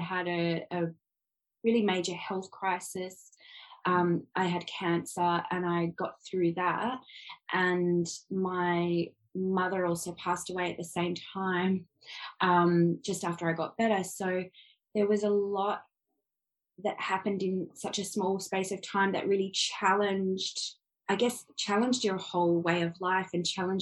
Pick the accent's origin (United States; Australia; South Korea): Australia; Adelaide, South Australia; moved away as an adult; also born or lived in London, United Kingdom; now in Sydney, Australia; I was born in Adelaide, we've lived in a couple of states. I live in Sydney now.